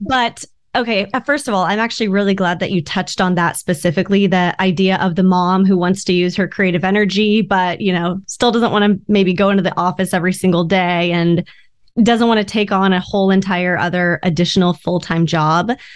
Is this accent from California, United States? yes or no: yes; Orange County, California, United States; I grew up in Orange County